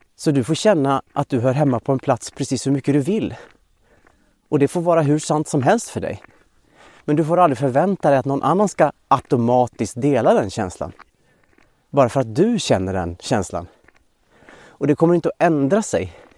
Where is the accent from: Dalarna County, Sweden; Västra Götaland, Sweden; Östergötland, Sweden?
Dalarna County, Sweden; moved away; jag är uppvuxen i Dalarna och aldrig har bott i Västergötland